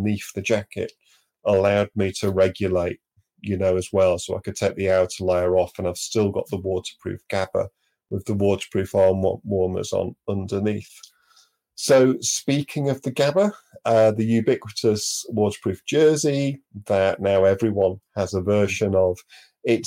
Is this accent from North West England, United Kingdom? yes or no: yes; Manchester, North West England, United Kingdom; moved away; also born or lived in Devon; growing up in Manchester